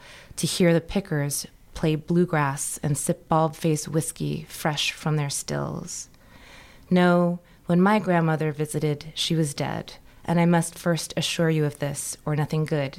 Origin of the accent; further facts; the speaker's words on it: Blue Ridge, United States; where I grew up in the Blue Ridge, which was a very haunted landscape